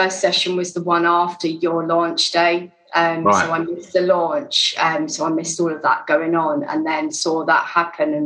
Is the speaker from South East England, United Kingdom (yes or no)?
yes; Sussex, South East England, United Kingdom; moved away; also born or lived in London; I grew up in Sussex